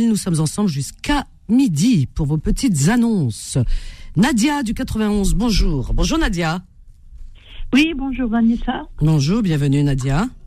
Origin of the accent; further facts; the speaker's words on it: Batna, Batna Province, Algeria; now in Algiers, Algeria; je dirais jusqu'à Batna. je suis originaire de Batna.